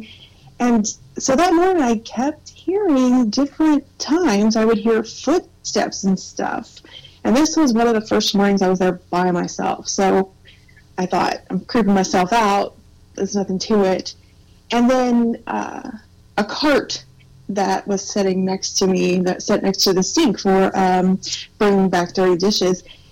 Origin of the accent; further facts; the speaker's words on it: Missouri, United States; we live in Missouri. We were born and raised in Missouri, so we stick to this region